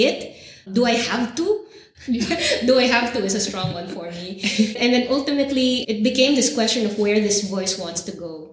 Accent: Philippines; moved away; as a Filipina living in other places

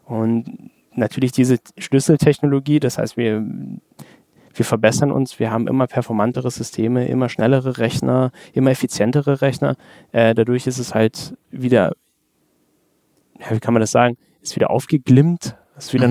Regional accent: Germany; bei uns in Deutschland

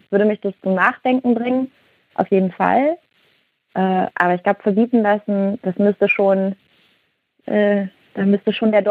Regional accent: Cologne, North Rhine-Westphalia, Germany; ich glaube, ich komme ursprünglich aus dem Rheinland, äh, aus Köln, ne? Und bei uns sagt man halt, mach was du willst.

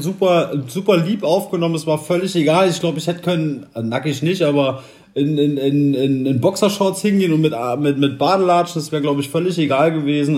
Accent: Saarland, Germany; also born or lived in Brandenburg; now in Leipzig, Germany; ich bin ja gebürtiger Saarländer

